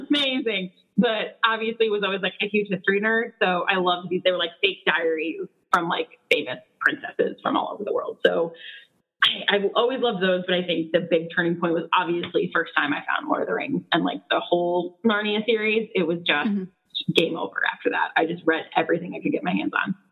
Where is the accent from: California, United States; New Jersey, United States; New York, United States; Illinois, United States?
Illinois, United States; Chicago suburbs; now in Chicago, United States; we're from like an hour away